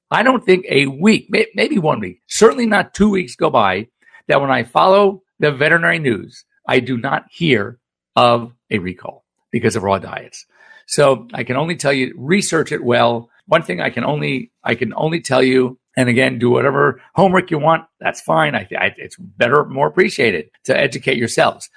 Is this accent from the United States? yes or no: yes; Los Angeles, California, United States; growing up in Los Angeles